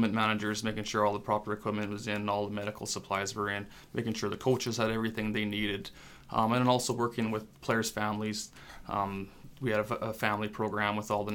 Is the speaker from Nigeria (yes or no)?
no; Debden, Saskatchewan, Canada; first language French; English is a second language; also born or lived in Prince Albert, Saskatchewan; now in Moose Jaw, Canada; So it's also a French community. Funny enough, my first language was French. Didn't learn how to speak English till I went to school. So it's a French community, and it's a great place to grow up.